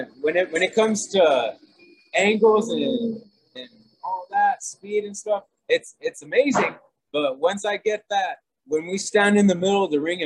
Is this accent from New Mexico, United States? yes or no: yes; Santa Fe, New Mexico, United States; I am from Santa Fe